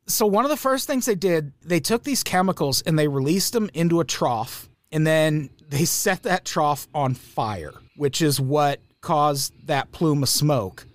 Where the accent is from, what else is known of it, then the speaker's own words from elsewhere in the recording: Peoria, Illinois, United States; I grew up in Peoria, Illinois.